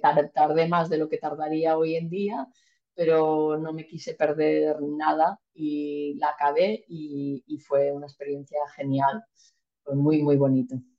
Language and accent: Spanish; Malpica, Galicia, Spain; moved away; also born or lived in Mallorca; mi pueblo, de Malpica